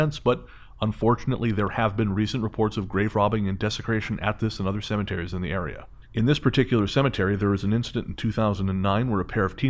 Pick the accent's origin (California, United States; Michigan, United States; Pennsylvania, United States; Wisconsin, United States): Michigan, United States; moved away as an adult; now in Florida, United States; I'm originally from Michigan myself. Like most of us, I heard all the crazy stories coming out of Florida. After living here for about 10 years now